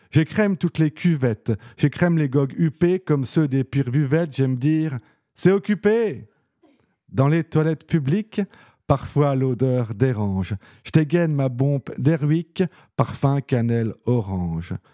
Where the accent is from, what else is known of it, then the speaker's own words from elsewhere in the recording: Nancy, Grand Est, France; moi, je suis né à Nancy. Voilà, y a pas... J'ai vécu à Nancy, j'ai fait mes études à Nancy. Voilà, un euh, pur souche, on va dire.